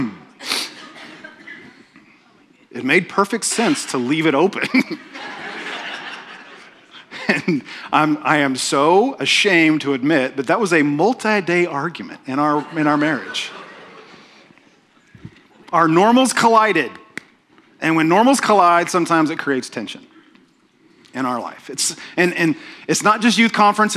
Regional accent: Oklahoma, United States; I'm from Oklahoma. Oklahomans don't have accents.

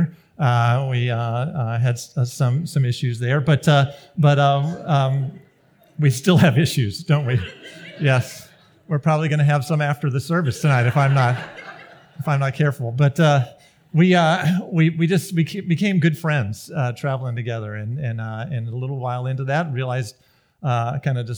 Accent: Greenville, South Carolina, United States; moved away as an adult; also born or lived in the Midwest; I grew up in Greenville, South Carolina, lived the first 20 years of my life there

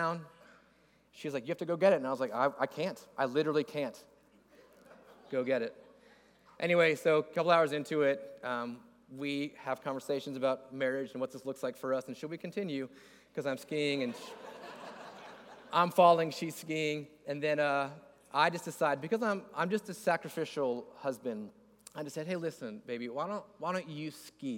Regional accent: west coast of Florida, United States; moved away as an adult; also born or lived in Northeast Georgia; I grew up in Florida. I grew up on the west coast of Florida

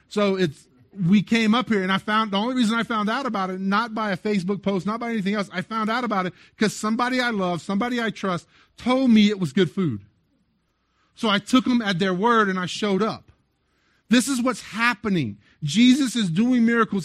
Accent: South Louisiana, United States; I grew up in South Louisiana

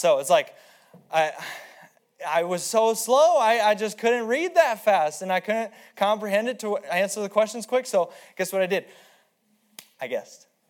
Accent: Aberdeen, South Dakota, United States; I'm from Aberdeen and the land of the flat, flat and the home of the plains, the Great Plains, because it's greatly plain

